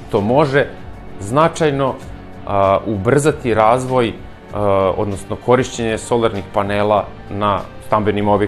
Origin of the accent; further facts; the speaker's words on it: Serbia; kod nas u Srbiji